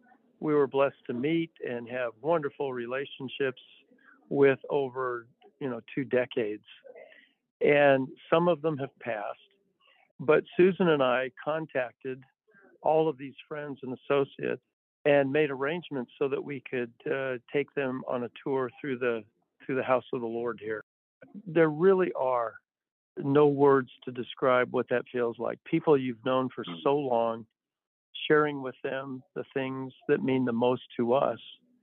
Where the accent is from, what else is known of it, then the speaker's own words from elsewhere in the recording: San Francisco Bay Area, California, United States; moved away as an adult; also born or lived in Indiana; now in Arkansas, United States; I was born in California, reared in the San Francisco Bay Area. So I'm a Californian by birth, but an Arkansan by adoption.